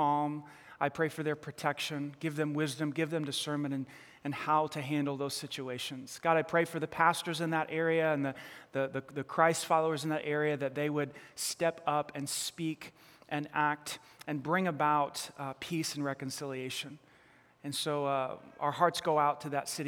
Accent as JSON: {"language": "English", "region": "New York", "country": "United States", "accent": "New York", "said": "My New York accent."}